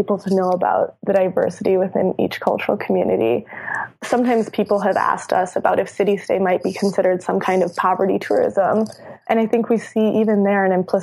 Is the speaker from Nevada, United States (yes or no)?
no; Minneapolis-St. Paul, Minnesota, United States; I was raised in the Twin Cities